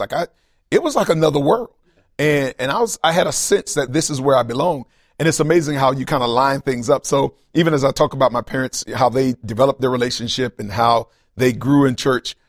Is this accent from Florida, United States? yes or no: yes; Tallahassee, Florida, United States; I grew up in Tallahassee, Florida. Uh, that's kind of where I was born and raised